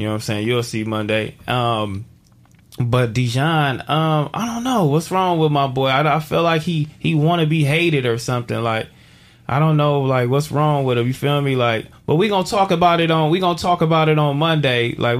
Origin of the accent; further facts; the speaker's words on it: Phoenix, Arizona, United States; We grew up on 56 and Broadway, man. Just on the other side. I'm from Phoenix, and the Fig community takes me back.